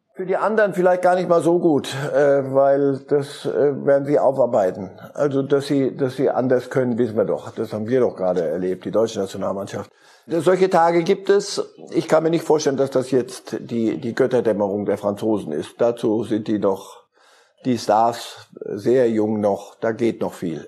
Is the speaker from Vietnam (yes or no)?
no; Switzerland; Als Schweizer